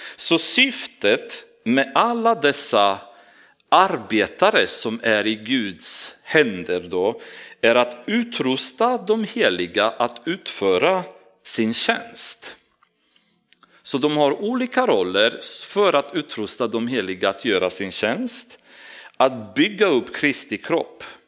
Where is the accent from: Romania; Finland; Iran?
Romania; now in Sweden; jag kommer från Rumänien och jag har min kultur och min personlighet